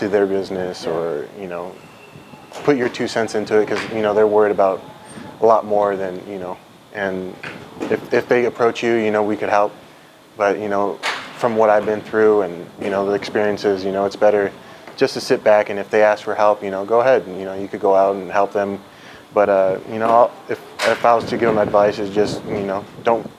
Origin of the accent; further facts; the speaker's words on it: United States; moved away as an adult; now in South Korea; I'm American